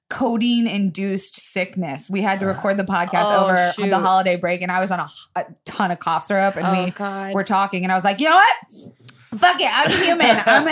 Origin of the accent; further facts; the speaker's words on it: Tampa, Florida, United States; I'm from Tampa